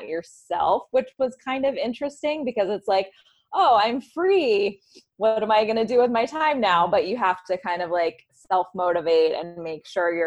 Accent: the South, United States; now in New York City, United States; I'm from the South originally

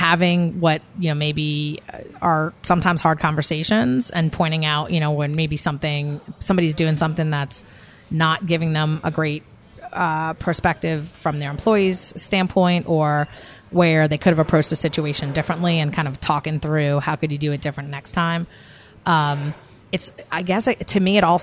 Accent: New York, United States; I'm a New Yorker by, that's where I grew up, and I'm definitely, my New York can come out sometimes

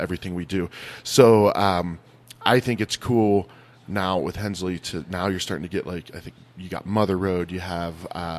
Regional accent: Ohio, United States; now in Flagstaff, United States; So I grew up in Ohio where like to go school shopping, we had to drive like 35, 40 minutes.

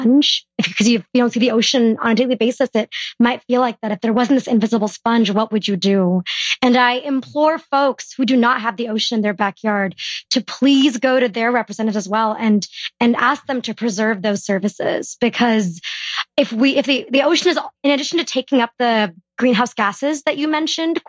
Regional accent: California, United States; I am born and raised in California.

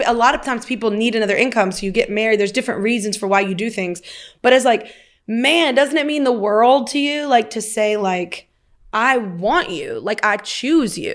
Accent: the South, United States; I'm from the South

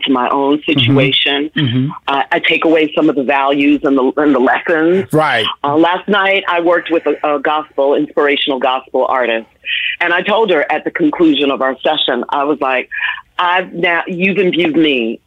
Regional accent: New York City, New York, United States; also born or lived in Washington, D.C.; went to New York, which is my hometown. I grew up in the Bronx and Harlem and Manhattan.

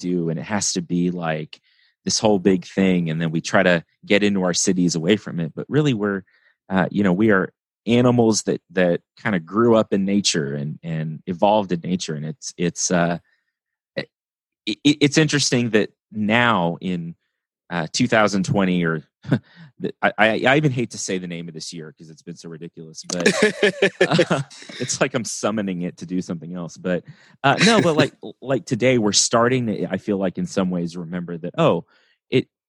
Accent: West Texas, United States; growing up in West Texas, where it's again flat and dry

